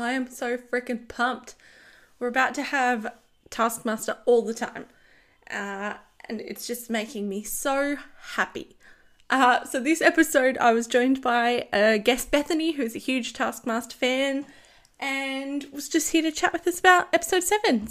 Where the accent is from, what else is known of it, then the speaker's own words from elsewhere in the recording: Australia; accent: bogan; I have the most bogan way of saying things as an Aussie.